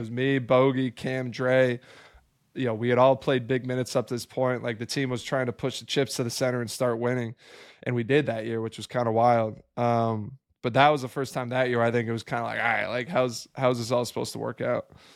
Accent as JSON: {"language": "English", "town": "Albany", "region": "New York", "country": "United States", "tie": "born or raised there", "also_born_or_lived": "Maryland / Atlanta / Sacramento", "moved": "as an adult", "said": "I grew up in upstate New York"}